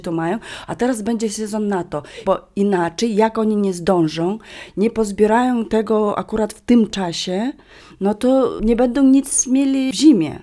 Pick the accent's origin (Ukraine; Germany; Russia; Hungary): Russia; Vilyuy river, western Yakutia, Sakha Republic; Polish is a second language; moved away; Ja pochodzę z nad rzeki Wiluj, czyli to jest zachodnia Duży Jakucja.